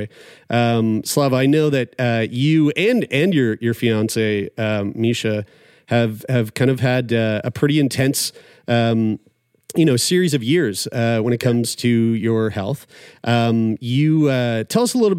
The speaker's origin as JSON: {"language": "English", "region": "Nova Scotia", "country": "Canada", "tie": "born or raised there", "said": "my hometown here in Nova Scotia"}